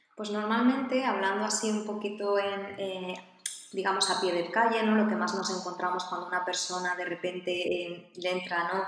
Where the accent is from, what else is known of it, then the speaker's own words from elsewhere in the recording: Castellón de la Plana, Valencian Community, Spain; soy de Castellón